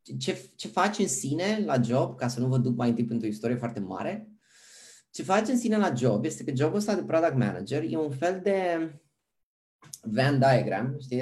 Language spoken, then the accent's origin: Romanian; Pitești, Argeș, Romania; moved away as an adult; also born or lived in Bucharest, Romania; now in Amsterdam, Netherlands; sunt originar din Pitești